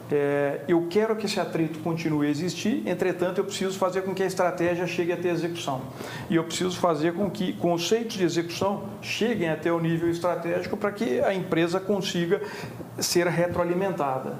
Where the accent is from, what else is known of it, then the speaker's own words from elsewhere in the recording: Minas Gerais, Brazil; moved away; also born or lived in Rio de Janeiro / São Paulo; eu sou mineiro